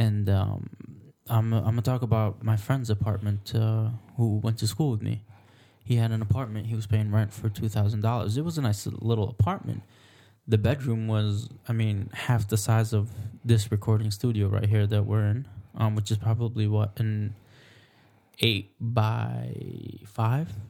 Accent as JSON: {"language": "English", "town": "Alexandria", "region": "Alexandria Governorate", "country": "Egypt", "tie": "born or raised there", "moved": "yes", "said": "I grew up in Alexandria."}